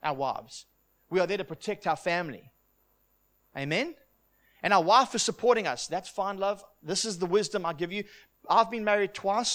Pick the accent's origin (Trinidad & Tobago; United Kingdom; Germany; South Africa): South Africa; I'm from South Africa, and it's a conservative place